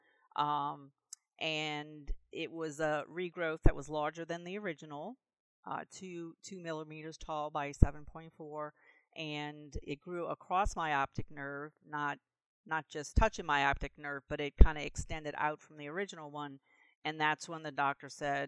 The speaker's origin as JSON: {"language": "English", "town": "New Orleans", "region": "Louisiana", "country": "United States", "moved": "yes", "lives_now": "Vicksburg, United States", "said": "I am from Vicksburg, Mississippi, which is close to Jackson, originally from New Orleans"}